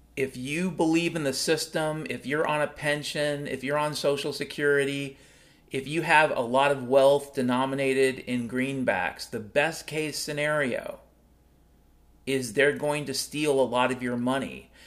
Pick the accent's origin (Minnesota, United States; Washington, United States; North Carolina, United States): Washington, United States; Mount Vernon; growing up in Mount Vernon, Washington back in the 70s and 80s